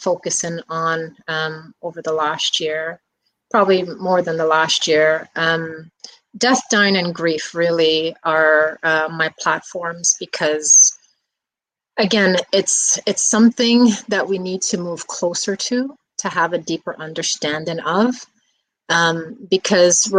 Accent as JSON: {"language": "English", "town": "New York City", "region": "New York", "country": "United States", "tie": "born or raised there", "said": "I grew up in the Bronx"}